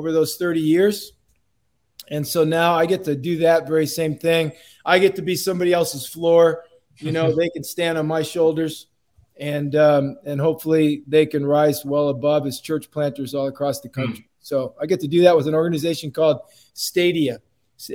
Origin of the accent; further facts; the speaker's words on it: Port Clinton, Ohio, United States; moved away as an adult; also born or lived in Milwaukee, Wisconsin; now in California, United States; I grew up in Northwest Ohio, to be specific, a place called Port Clinton.